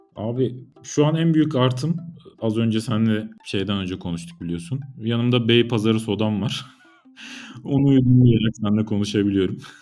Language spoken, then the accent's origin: Turkish; Turkey